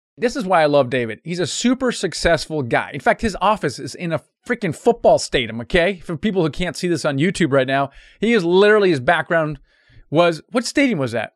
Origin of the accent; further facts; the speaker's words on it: Germany; first language German; English is a second language; moved away; I'm actually literally, originally from Germany, was my first language.